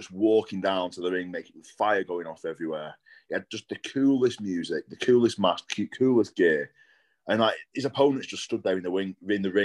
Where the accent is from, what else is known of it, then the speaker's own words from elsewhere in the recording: Blackpool, North West England, United Kingdom; I grew up in Blackpool, so not too far from you